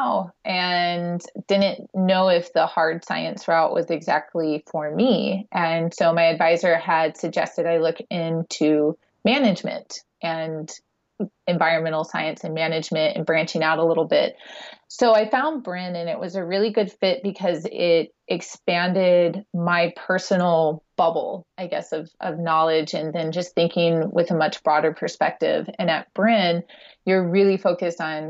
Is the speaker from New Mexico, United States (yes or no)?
no; Nashville, Tennessee, United States; also born or lived in Santa Barbara, California; now in Maui, United States; I was born in Nashville and, you know, started my life landlocked